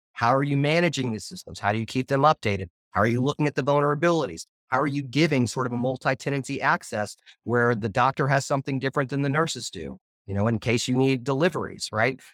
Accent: Arkansas, United States; I come from Arkansas

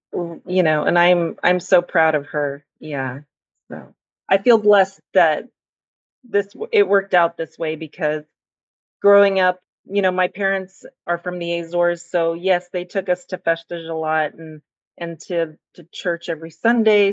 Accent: Central Valley, California, United States; now in Central Coast, United States; I grew up in the Central Valley

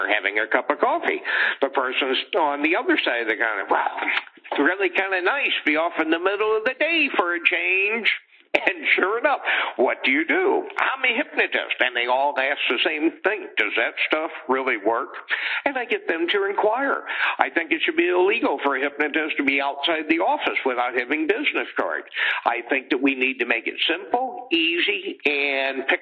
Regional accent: Missouri, United States; I'm from Missouri

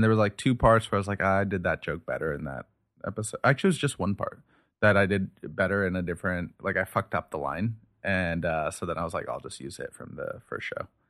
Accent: United States; I'm American, you know, I speak English, I speak Urdu here

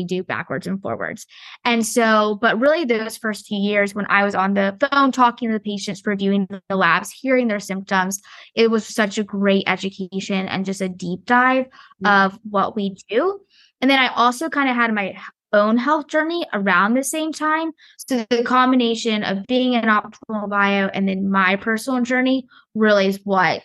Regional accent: Cary, North Carolina, United States; I grew up in Cary, North Carolina, very active, played soccer, love sports

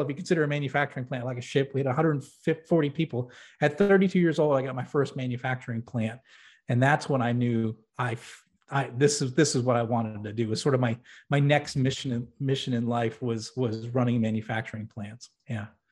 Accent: New Hampshire, United States; I grew up in New England, actually in New Hampshire

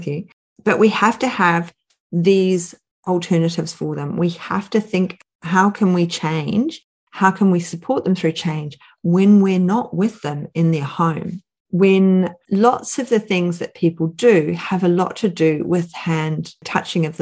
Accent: New Zealand; I grew up in New Zealand

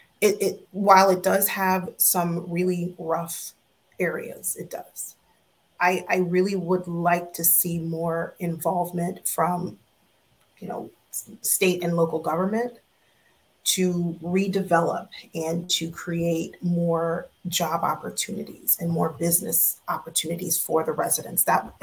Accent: Orlando, Florida, United States; moved away as an adult; now in Maryland, United States; So no, not Broward County. I'm from Orlando. I'm from Orange County.

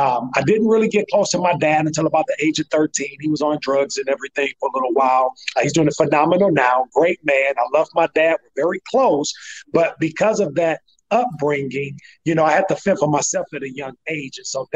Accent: St. Louis, Missouri, United States; born there; You know, I was born in St. Louis, Missouri.

